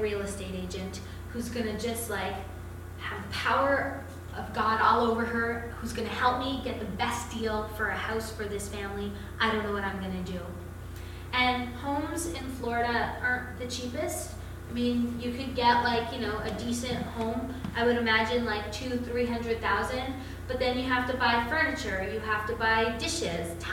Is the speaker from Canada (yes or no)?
yes; Canada; I'm Canadian